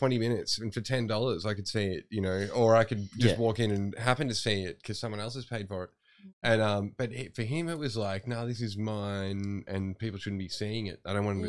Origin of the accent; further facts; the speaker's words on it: Bendigo, Victoria, Australia; moved away; I grew up in a town of 100,000 people in Bendigo.